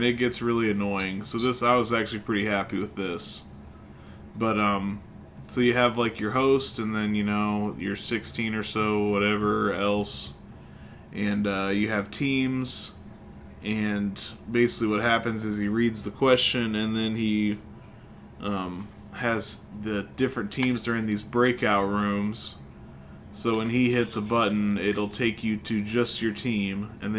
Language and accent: English; Illinois, United States; So they're from Kentucky, we're from Illinois, we don't know shit about Colorado